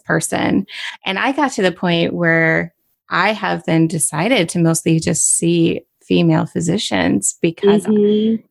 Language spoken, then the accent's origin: English; Michigan, United States; Michigan is my home state